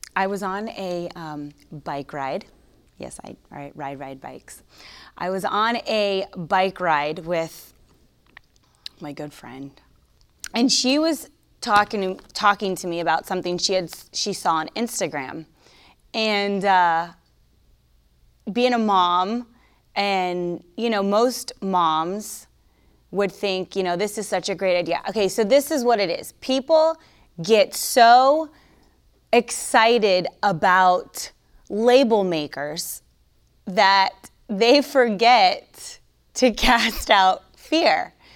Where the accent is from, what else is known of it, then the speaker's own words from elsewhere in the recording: Florida, United States; I'm from Florida